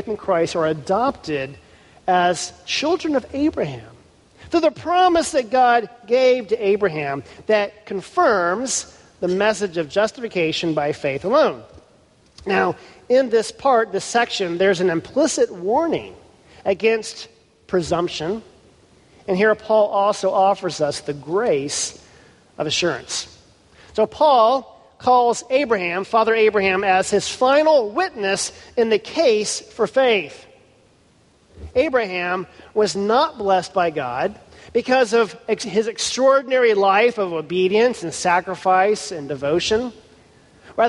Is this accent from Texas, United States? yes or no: yes; Houston, Texas, United States; Houston, my hometown